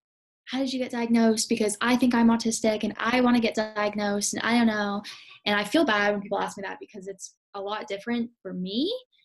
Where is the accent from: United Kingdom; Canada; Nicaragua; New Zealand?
Canada; I was born and raised in Canada, but my family's from Holland